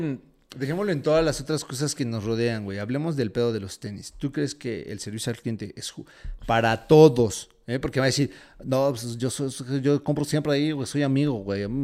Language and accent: Spanish; Mexico; soy mexicano